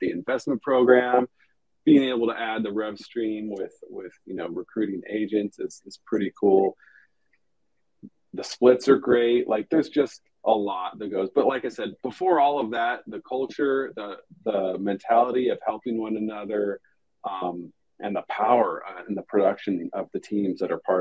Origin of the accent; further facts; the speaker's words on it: Hermosa Beach, California, United States; moved away as an adult; now in San Diego, United States; I grew up at the beach in Hermosa in the LA area, Hermosa Beach